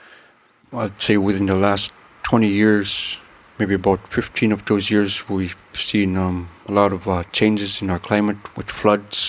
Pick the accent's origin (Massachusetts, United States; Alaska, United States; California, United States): Alaska, United States; Kotlik; Kotlik is located on the north mouth of the Yukon Delta. It's a Yupik Eskimo community in rural Alaska. We are a community that still practice and rely on a subsistence